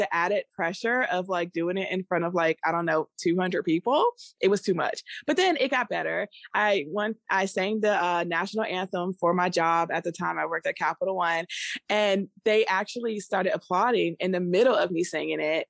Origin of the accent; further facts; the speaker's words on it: Maryland, United States; moved away; also born or lived in Virginia (757 area, Hampton Roads); I was born and raised in the D M V area. So, I'm from Maryland. Um, and so I grew up there partially, and then I moved to Virginia, seven five seven